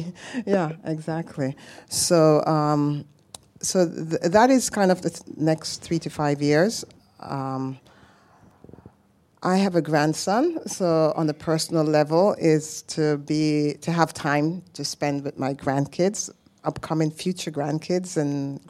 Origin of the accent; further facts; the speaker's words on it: Jamaica; I'm Jamaican. So my husband is Norwegian.